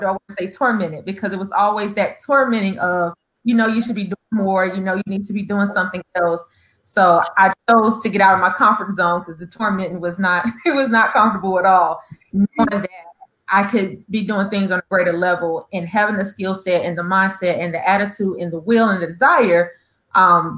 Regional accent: East St. Louis, Illinois, United States; moved away; also born or lived in North Carolina; I am from the beautiful North Carolina, the state of North Carolina. But I grew up in East St. Louis, Illinois.

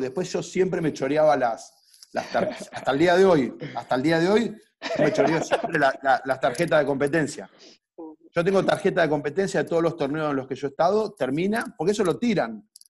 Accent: Viedma, Río Negro, Argentina; moved away as an adult; also born or lived in Neuquén / Colombia; now in Mar del Plata, Argentina; yo soy un, chico que, que, nació en Viedma en el año 77, tengo 42 años, me vine a estudiar a Mar del Plata en el año 96

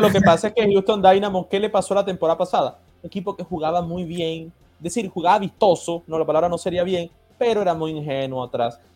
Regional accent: Colombia; la sangre colombiana

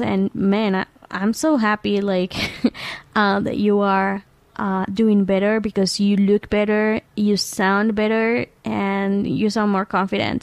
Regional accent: Venezuela; moved away; I come from Venezuela

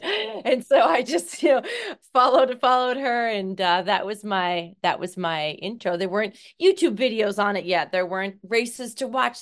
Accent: Seattle, Washington, United States; I am from Seattle, Washington, born the eighth of nine children.

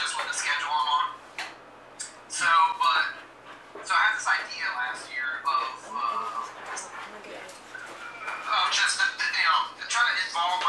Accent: Puerto Rico; also born or lived in Italy; I'm from Puerto Rico

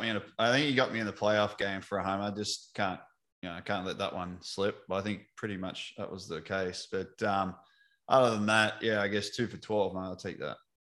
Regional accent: Australia; now in United States; as an Aussie over in America

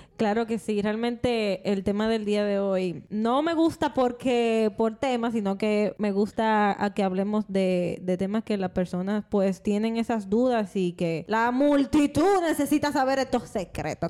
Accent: Dominican Republic; como mujer dominicana, que así somos todita las dominicanas

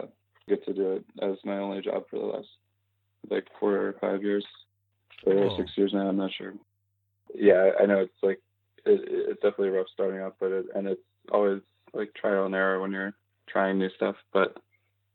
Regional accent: Louisville, Kentucky, United States; moved away; if I do shows in Louisville and when I'm there, my hometown

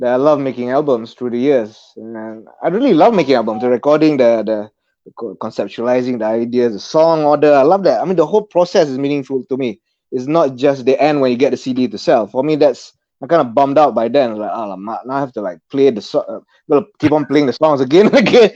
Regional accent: Bangi, Selangor, Malaysia; also born or lived in Perth, Australia; I'm from Bangi, south of KL

